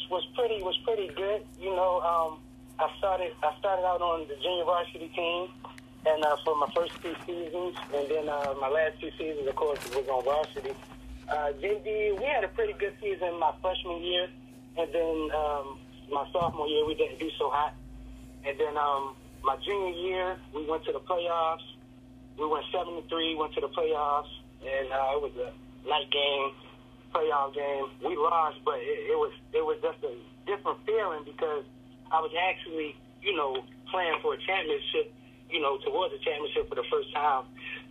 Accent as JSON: {"language": "English", "region": "Maryland", "country": "United States", "tie": "born or raised there", "said": "We have a lot of talented football players. Maryland is"}